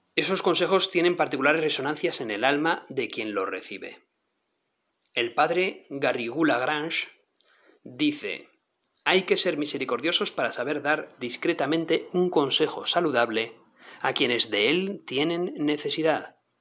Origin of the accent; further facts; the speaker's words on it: northern Spain, Spain; como decimos aquí en el norte de España